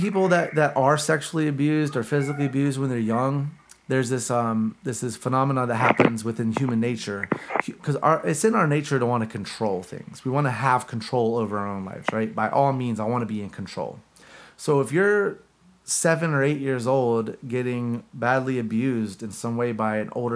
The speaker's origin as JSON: {"language": "English", "town": "Gastonia", "region": "North Carolina", "country": "United States", "tie": "born or raised there", "said": "where we grew up in Gastonia."}